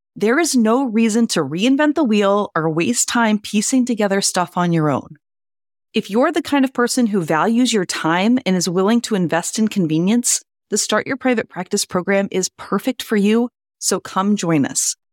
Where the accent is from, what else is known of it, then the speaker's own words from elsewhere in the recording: Louisiana, United States; now in Boston, United States; I grew up in Louisiana